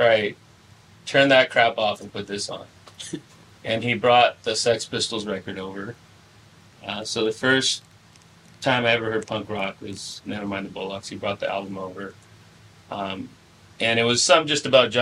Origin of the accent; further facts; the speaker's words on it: Salinas, California, United States; also born or lived in San Diego; Started in my hometown, streets of Salinas, California